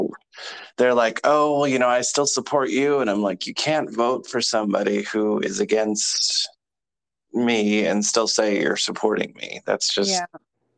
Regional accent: California, United States; moved away as an adult; I'm from California

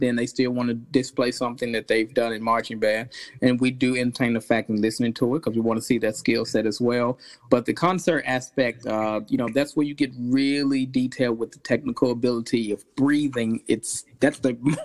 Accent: Arkansas, United States; moved away as an adult; also born or lived in Texas; now in South Carolina, United States; I'm from originally from Arkansas

